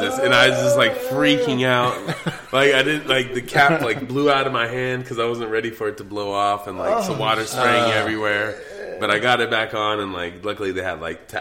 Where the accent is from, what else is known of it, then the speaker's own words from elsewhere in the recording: Arizona, United States; I'm originally from Arizona, so I'm a native.